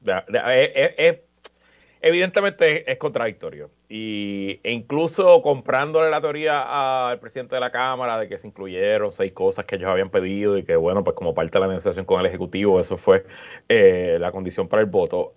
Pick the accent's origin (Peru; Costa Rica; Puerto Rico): Puerto Rico; yo como boricua